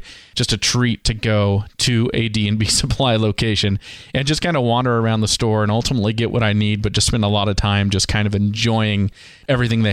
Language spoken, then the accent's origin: English; California, United States; moved away as an adult; also born or lived in Montana; now in Treasure Valley, Idaho, United States; I grew up in California